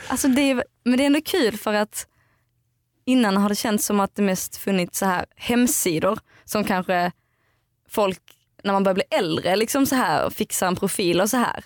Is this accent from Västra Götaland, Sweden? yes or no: no; outside Eslöv, central Skåne, Sweden; moved away; Jag kommer från eh, Skåne. Mitten, Skåne, mitten på Skåne